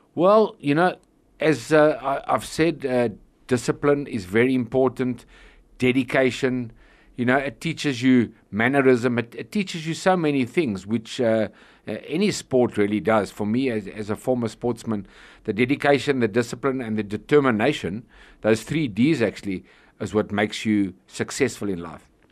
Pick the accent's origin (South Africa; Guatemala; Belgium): South Africa; Johannesburg, Gauteng; also born or lived in Troyville, Johannesburg / West Palm Beach, United States / San Diego, United States; I was born in Troyville, which is uh, not far from here, funny enough, and I was raised in Malvern